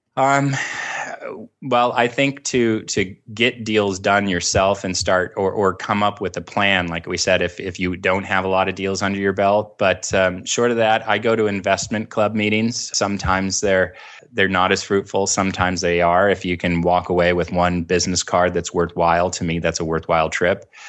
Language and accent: English; Orange County, California, United States; I grew up down in Orange County